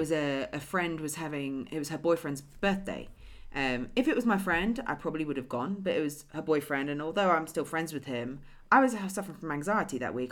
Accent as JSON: {"language": "English", "region": "England", "country": "United Kingdom", "moved": "yes", "said": "Oh, England"}